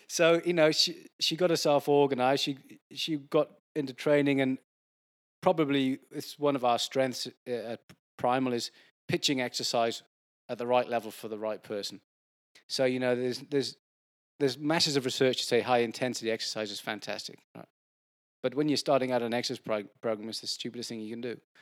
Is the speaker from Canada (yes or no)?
no; Wales, United Kingdom; now in Sydney, Australia; I grew up in Wales where it does rain a fair bit